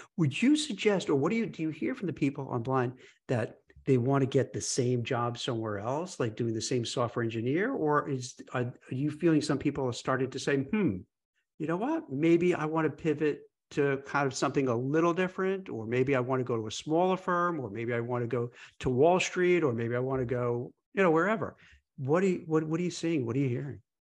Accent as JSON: {"language": "English", "town": "New York City", "region": "New York", "country": "United States", "tie": "born or raised there", "said": "growing up in New York City"}